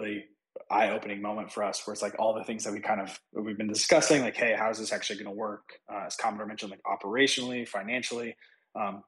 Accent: United States; I grew up right outside Washington, D.C.

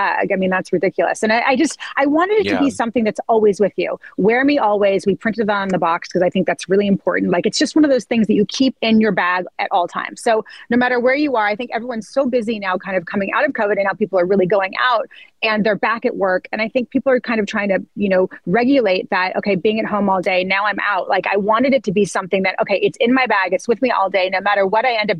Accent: Santa Barbara, California, United States; And so I grew up in Montecito. I grew up in Santa Barbara.

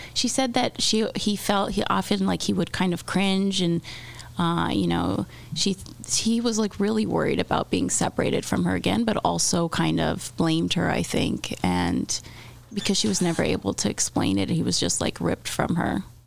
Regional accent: Miami, Florida, United States; moved away; I'm from Miami.

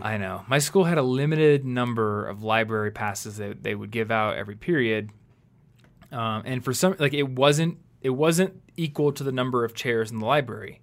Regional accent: United States; this is what you're taught growing up in America

